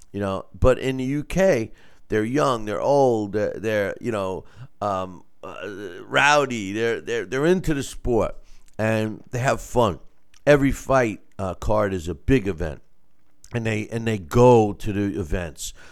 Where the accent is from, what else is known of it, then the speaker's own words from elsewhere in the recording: United States; I'm, I'm American, right? I'm, I'm Italian-American